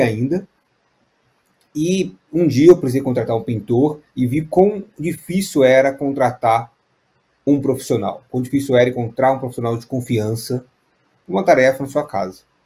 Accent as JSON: {"language": "Portuguese", "town": "Juiz de Fora", "region": "Minas Gerais", "country": "Brazil", "tie": "born or raised there", "also_born_or_lived": "São Paulo", "moved": "yes", "said": "eu sou de Juiz de Fora, nasci em São Paulo, fui criado em Minas"}